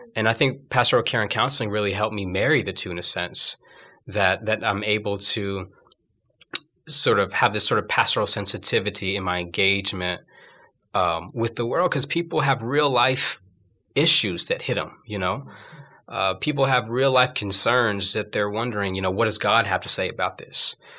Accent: Garland, Texas, United States; moved away as an adult; also born or lived in Dallas, Texas; now in Birmingham, United States; I was born in Dallas, Texas, and grew up mainly in a neighboring town, Garland, Texas

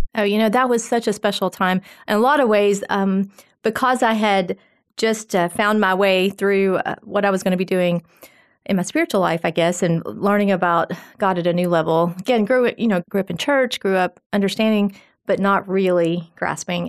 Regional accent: Phil Campbell, Alabama, United States; I am a farm girl from Phil Campbell, Alabama.

